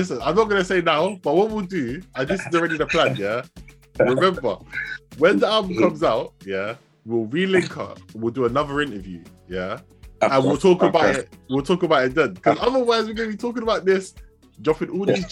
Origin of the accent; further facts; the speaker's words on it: United Kingdom; also born or lived in Ibadan, Nigeria (ancestry); I'm British born.